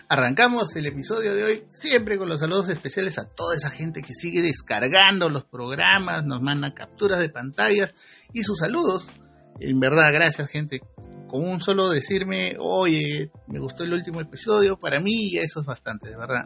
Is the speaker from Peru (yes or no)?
yes; Peru; como peruanos que somos